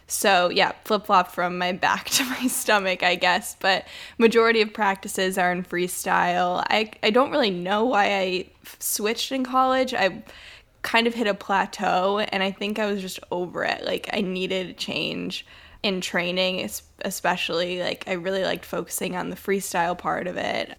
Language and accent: English; Detroit, Michigan, United States; I grew up in Metro Detroit, Michigan in a pretty suburban area